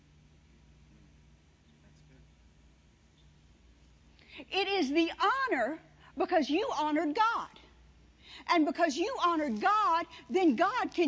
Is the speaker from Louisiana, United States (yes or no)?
yes; Louisiana, United States; moved away; also born or lived in Carthage, Mississippi / Branson, Missouri; We've never even left Carthage, Mississippi, or I was from Louisiana, but once we moved there, we never went anywhere.